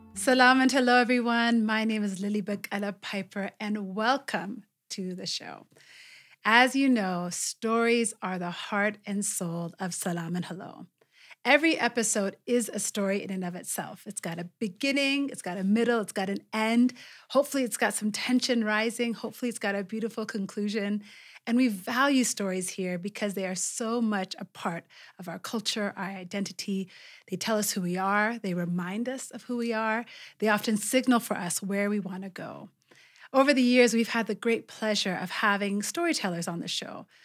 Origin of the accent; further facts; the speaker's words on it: Ethiopia; now in Kenya; my home country of Ethiopia